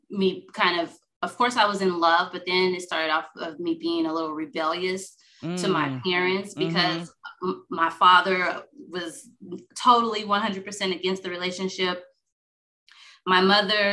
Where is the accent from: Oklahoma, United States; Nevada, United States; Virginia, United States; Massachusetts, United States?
Nevada, United States; Las Vegas; also born or lived in Chicago; I am originally from Las Vegas